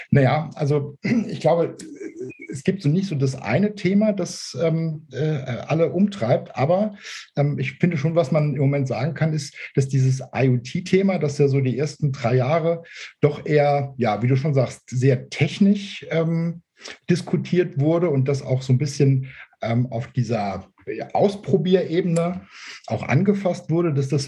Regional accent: Saarbrücken, Saarland, Germany; Also ich komme aus, äh, aus Saarbrücken.

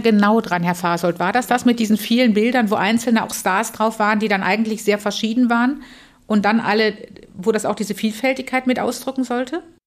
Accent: Tübingen, Baden-Württemberg, Germany; also born or lived in Freiburg; ich bin in Tübingen aufgewachsen mit dem Gefühl, katholisch ist weltoffen und frei

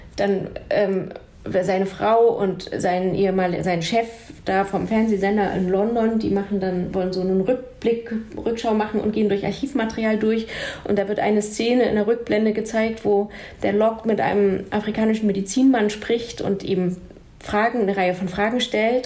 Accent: Jena, Thuringia, Germany; in Jena, ich bin in Jena aufgewachsen

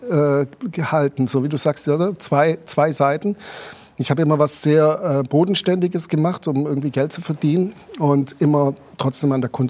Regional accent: Germany; accent: German dialect; now in Switzerland; Aber ich habe es mit meinem deutschen Dialekt geschafft, den, Appenzell, den Appenzeller, Appenzeller Käse zu verkaufen.

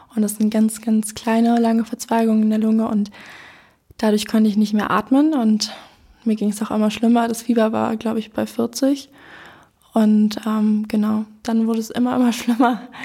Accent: Berlin, Germany; also born or lived in Neu-Hohenschönhausen, Berlin; Ich ähm, wohne jetzt in Neuhundschönhausen, aber ich bin hier in Lichtenberg aufgewachsen

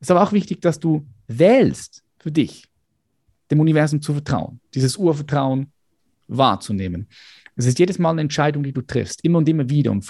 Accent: Switzerland; ich bin von der Schweiz

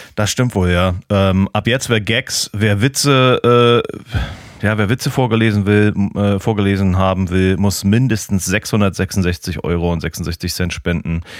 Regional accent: Germany; now in Portland, United States; ich als Piefke

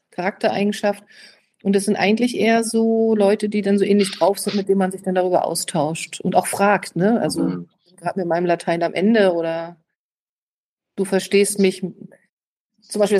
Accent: Neustrelitz, Mecklenburg-Vorpommern, Germany; Ich komme aus Neustrelitz.

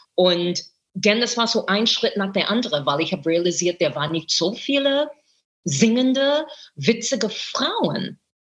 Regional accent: United States; German is a second language; moved away as an adult; also born or lived in New York; now in Berlin, Germany; ich bin Amerikanerin. Ich bin groß geworden mit The Ed Sullivan Show

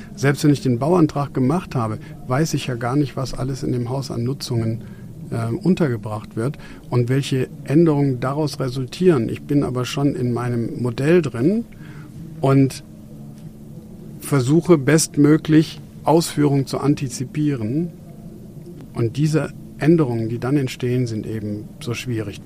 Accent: Germany; wir hier bei uns in Deutschland

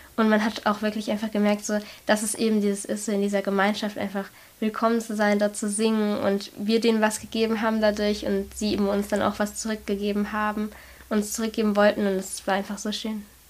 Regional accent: Germany; aus Germany, Deutschland

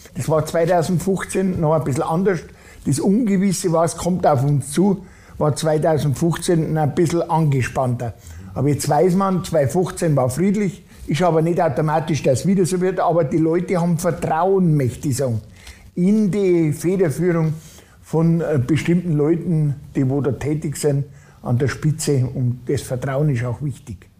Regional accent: Ammertal and Ammergau, Graswangtal, Bavaria, Germany; In meiner Heimatregion Ammertal und Ammergau äh, Graswangtal

